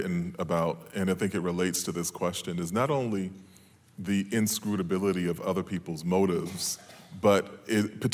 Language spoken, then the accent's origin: English; New York, United States; I was raised in New York in the 1970s and 80s